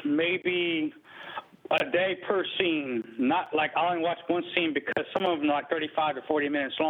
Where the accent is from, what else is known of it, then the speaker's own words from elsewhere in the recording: South Carolina, United States; also born or lived in Ohio; now in Springfield, Ohio, United States; I'm originally from South Carolina.